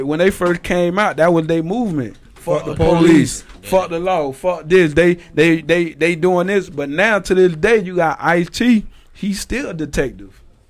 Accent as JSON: {"language": "English", "town": "Eatonville", "region": "Florida", "country": "United States", "also_born_or_lived": "Altamonte Springs", "said": "I'm from Eanville, Altamont, Fawcett Road."}